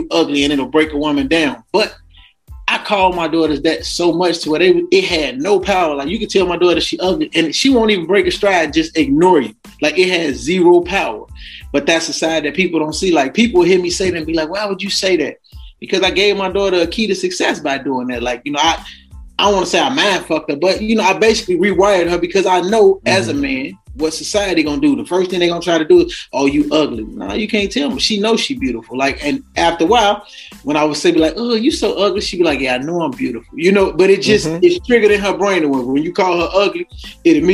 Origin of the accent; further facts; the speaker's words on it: Chicago, Illinois, United States; growing up in Chicago